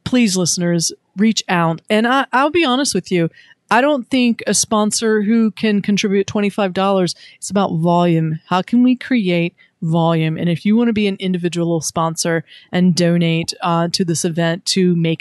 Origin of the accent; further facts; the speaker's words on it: Wilmington, North Carolina, United States; my hometown, Wilmington, North Carolina